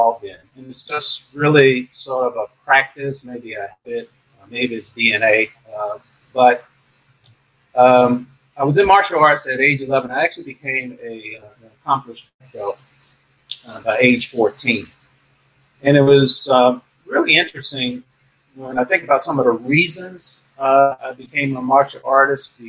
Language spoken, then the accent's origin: English; Miami, Florida, United States; I had a very good, let's say, childhood growing up in Miami